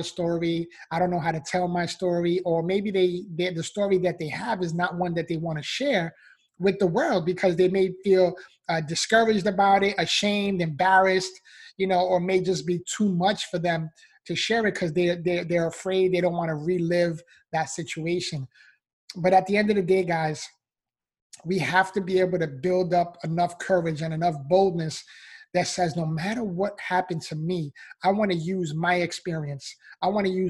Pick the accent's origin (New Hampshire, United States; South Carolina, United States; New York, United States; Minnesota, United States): New York, United States; New York City; I was born and raised in the Bronx, New York